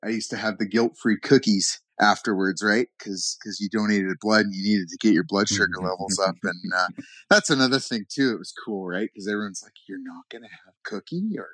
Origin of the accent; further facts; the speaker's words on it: Canada; I'm from Canada, so they say pop